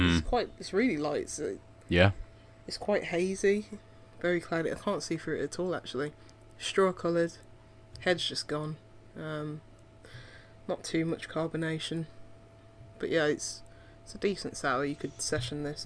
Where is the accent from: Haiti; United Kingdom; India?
United Kingdom; Birmingham, West Midlands; in Birmingham, my hometown